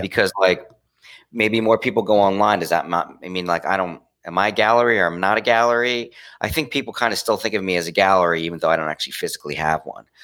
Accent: Trenton, New Jersey, United States; moved away; I went back to my hometown, which is the city of Trenton

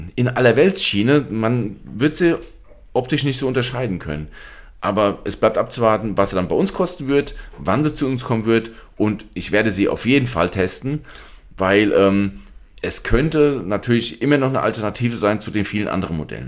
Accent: Germany; bei uns in Deutschland

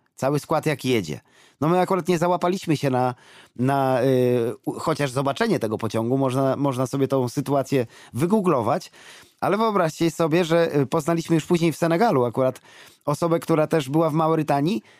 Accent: Poland; my z Polski, z Europy

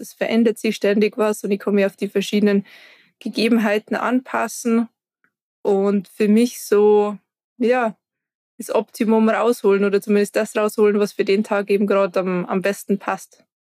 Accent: Garmisch-Partenkirchen, Bavaria, Germany; ich komme aus Garmisch-Partenkirchen

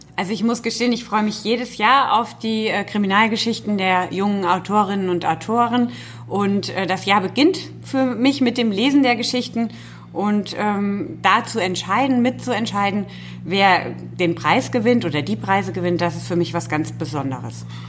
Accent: Fulda, Hesse, Germany; Ich komme direkt aus Fulda.

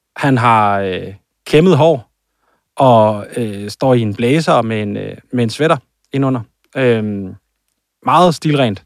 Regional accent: Jutland, Denmark; jeg er fra Jylland, og jeg siger en dynevest

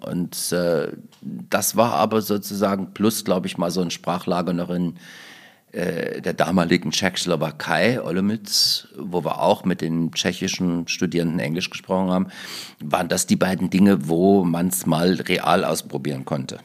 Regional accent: Gräfenthal, Thuringia, Germany; now in Leipzig, Germany; Ich komme aus Thüringen. Ja. Und in meiner thüringischen Heimat

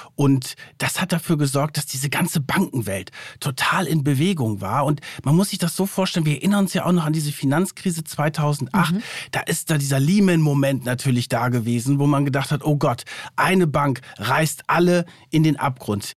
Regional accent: Germany; bei uns in Deutschland

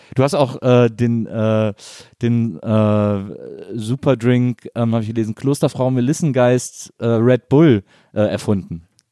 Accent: Wesseling, North Rhine-Westphalia, Germany; in Wesseling, wo ich herkomme

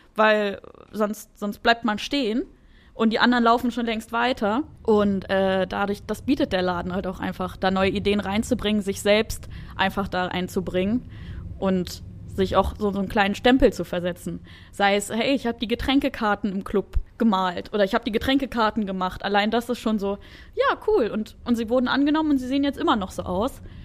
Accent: Wolfsburg, Lower Saxony, Germany; moved away; ich bin in Wolfsburg, Wolfsburg groß geworden

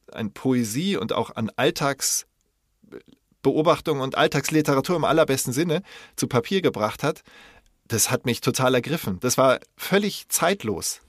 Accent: West Germany, Germany; als Wessi

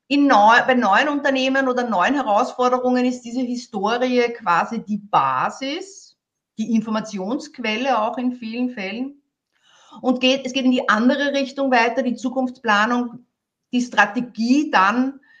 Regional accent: Vienna, Austria; Äh, ich möchte das als Wienerin, ich bin Wienerin, sagen, es geht immer ums Eingemachte

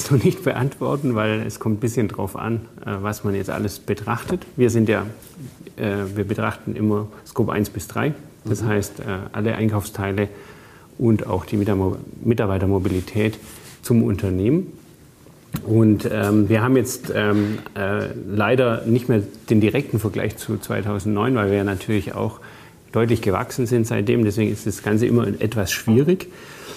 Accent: Bavaria, Germany; Ja, ich bin im Allgäu aufgewachsen.

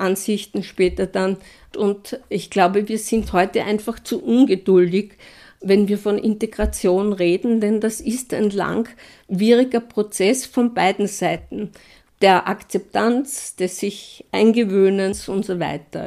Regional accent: Wiener Neustadt, Lower Austria, Austria; meine Heimatstadt in Wiener Neustadt

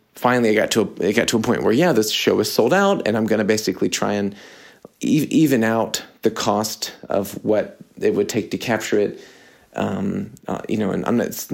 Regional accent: United States; I'm American

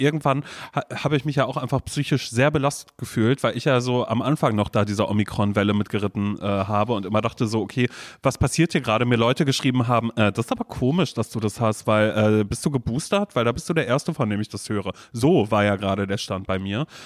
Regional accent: Coesfeld, North Rhine-Westphalia, Germany; now in Berlin, Germany; als ich ein Kind war, weißt du, als ich noch in Coesfeld gewohnt habe

